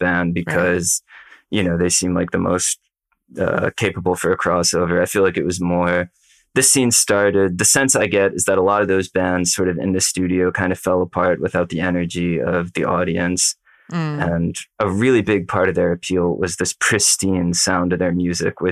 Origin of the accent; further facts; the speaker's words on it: United States; as an American listener born decades later